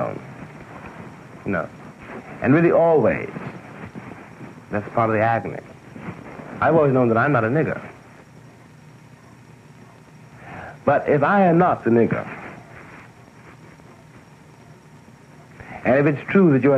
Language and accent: English; New York, United States; I was born in Harlem. I was born in Harlem Hospital, I said. I was born in New York